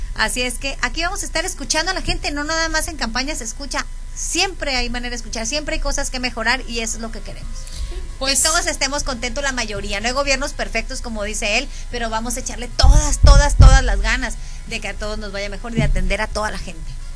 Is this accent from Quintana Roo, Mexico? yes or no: no; Los Mochis, Sinaloa, Mexico; de aquí somos, de aquí de Mochis